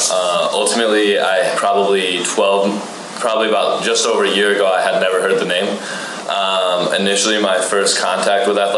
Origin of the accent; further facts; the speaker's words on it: New York, United States; moved away; also born or lived in Missouri; I'm originally from New York.